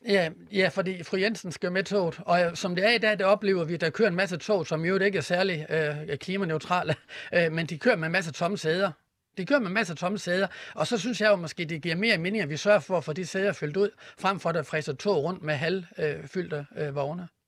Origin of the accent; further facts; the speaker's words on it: Horsens, Central Denmark Region, Denmark; på banegården i Horsens, hvor jeg kommer fra